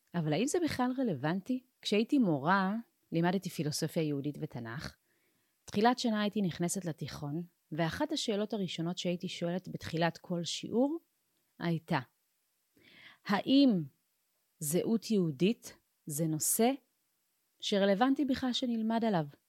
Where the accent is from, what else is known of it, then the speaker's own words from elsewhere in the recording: Ethiopia; now in Israel; אני באופן אישי נולדתי באתיופיה